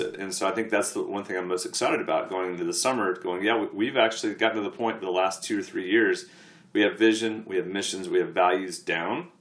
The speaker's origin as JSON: {"language": "English", "country": "United States", "said": "an American sportsman"}